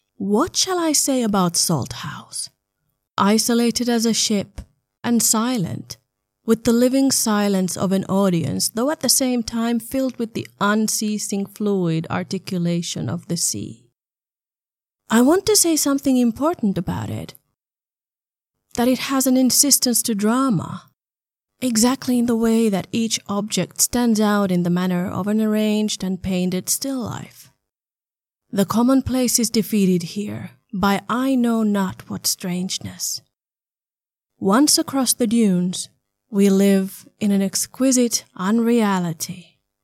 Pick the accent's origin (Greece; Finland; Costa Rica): Finland; Southern Finland; moved away; also born or lived in Berlin; I grew up in a small town in southern Finland